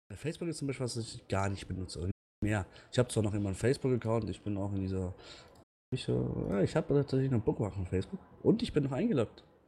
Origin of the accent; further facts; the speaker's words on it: Lörrach, Baden-Württemberg, Germany; moved away; ich komme ja ursprünglich aus Lörrach oder bei Lörrach.